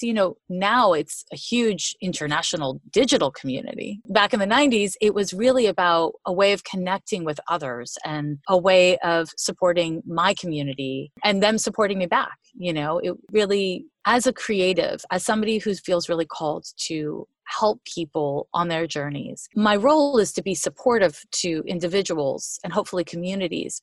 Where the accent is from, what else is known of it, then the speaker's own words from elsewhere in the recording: Montreal, Quebec, Canada; moved away as an adult; now in United States; I'm from Montreal, Quebec. I've been in the US for like 25 years